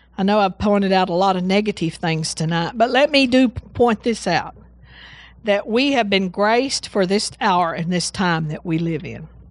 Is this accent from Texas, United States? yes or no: yes; Seagraves, Texas, United States; also born or lived in Breckenridge, Texas; I was born in Breckenridge. And how we, the way we got to West Texas, oh, actually, when I say West Texas, I'm talking about Sea Graves